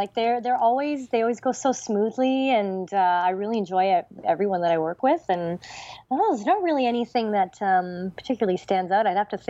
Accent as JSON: {"language": "English", "town": "Toronto", "region": "Ontario", "country": "Canada", "tie": "born or raised there", "said": "in Toronto, in my hometown."}